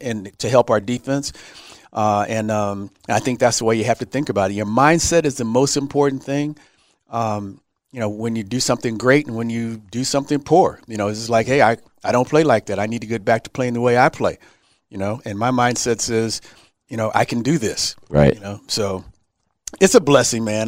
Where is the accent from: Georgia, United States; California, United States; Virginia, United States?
California, United States; Los Angeles; also born or lived in Texas; I'm from Los Angeles. Right. My parents were in Los Angeles